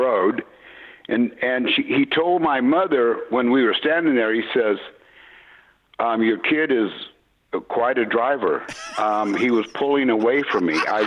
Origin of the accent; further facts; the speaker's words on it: San Jose, California, United States; I grew up in San Jose, California